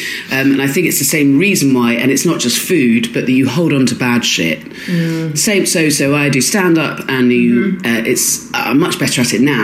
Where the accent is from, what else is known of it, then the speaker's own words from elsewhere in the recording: Swanage, South West England, United Kingdom; moved away; I grew up in Dorset and Swanage